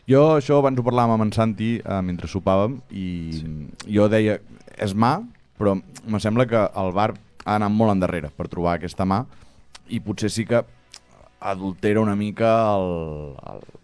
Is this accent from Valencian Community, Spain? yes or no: no; Barcelona, Catalonia, Spain; born there; Jo, jo crec que néixer, néixer també vaig néixer a Barcelona, l'hospital.